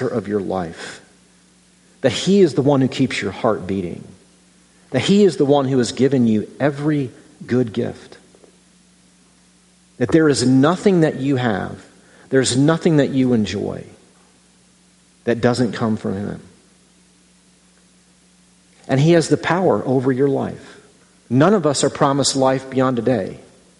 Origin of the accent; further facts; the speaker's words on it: Midwest, United States; as a Midwesterner